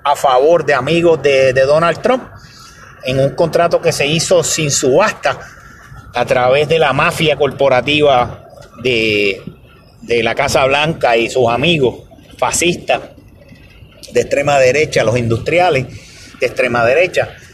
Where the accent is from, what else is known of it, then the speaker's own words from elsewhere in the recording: Puerto Rico; la ayuda que nos pertenece como, ciudadanos puertorriqueños